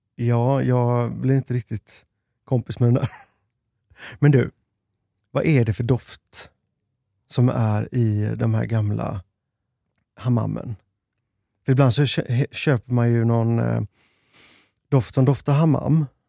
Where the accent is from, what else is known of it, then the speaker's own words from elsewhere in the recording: Sweden; vi i Sverige